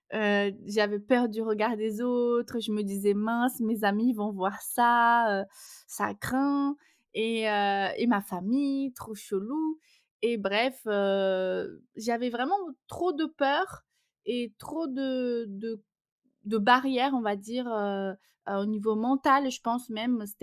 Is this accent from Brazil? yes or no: yes; Brazil; accent: Brazilian; French is a second language; Et mon petit accent vient du Brésil pour ceux qui vont l'entendre dans le podcast. Donc je suis brésilienne